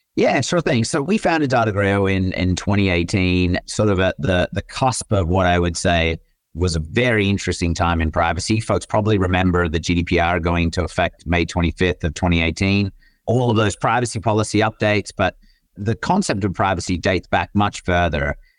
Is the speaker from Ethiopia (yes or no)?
no; Australia; moved away as an adult; also born or lived in Michigan / Netherlands / Germany / Japan; now in San Francisco, United States; I grew up in Australia, as folks will probably figure out throughout the episode, but now reside in San Francisco